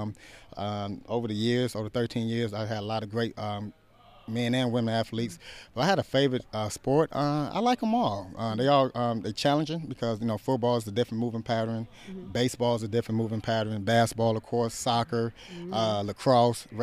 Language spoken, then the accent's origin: English; Chicago, Illinois, United States; moved away as an adult; also born or lived in Oakland / New York; transitioned to Chicago White Sox here in my hometown, which I moved back